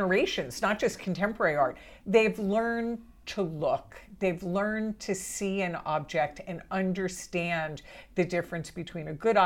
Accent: Philadelphia, Pennsylvania, United States; growing up in Philadelphia and going to museums was, you know, when you're in high school, and this was the 60s when we were both in high school

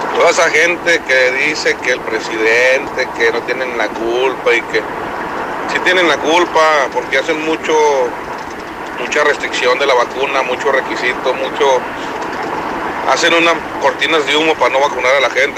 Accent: Aguascalientes, Mexico; now in Texas, United States; yo soy de Aguascalientes, vivo en Texas.

